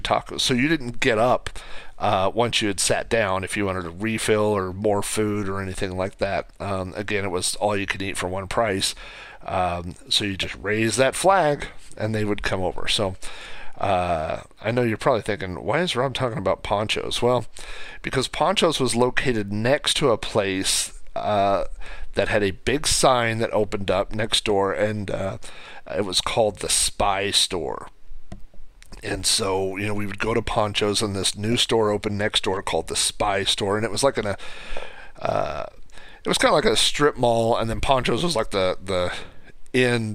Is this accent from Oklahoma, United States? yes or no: yes; Oklahoma, United States; also born or lived in Spokane, Washington; I moved from Oklahoma to Spokane, and I was there for about a year and a half, and then I came back. And so anyway, when I came back home to Oklahoma in 98